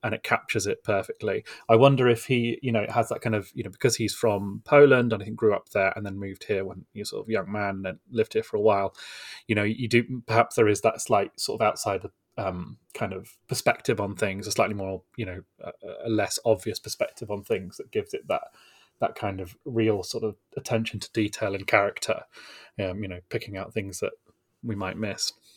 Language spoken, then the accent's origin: English; United Kingdom; as Brits